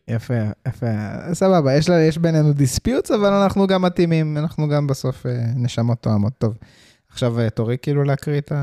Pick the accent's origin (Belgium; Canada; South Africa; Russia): South Africa; now in Israel; כשהייתי ילד גדלתי בדרום אפריקה